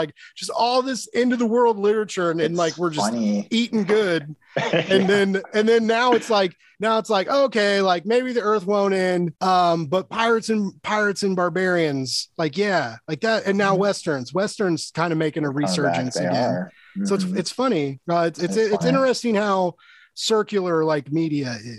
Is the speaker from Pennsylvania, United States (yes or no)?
no; Kansas City, Missouri, United States; I'm from Kansas City